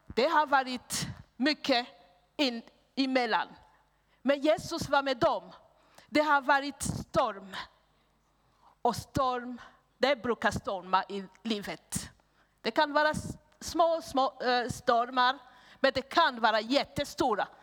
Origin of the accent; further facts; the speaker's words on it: Burundi; Swedish is a second language; moved away as an adult; also born or lived in Hedemora, Sweden; now in Sweden; alla tre vi kom från Burundi.